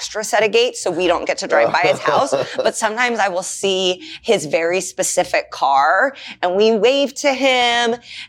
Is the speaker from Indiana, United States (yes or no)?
yes; Indianapolis, Indiana, United States; When I'll tell people I'm from Indy, they're like, I have a friend from Cleveland.